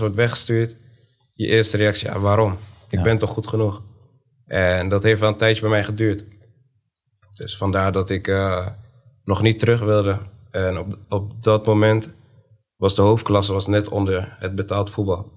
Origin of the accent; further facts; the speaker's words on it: Zwolle, Overijssel, Netherlands; Woonachtig in Zwolle, opgegroeid in Zwolle, geboren in Zwolle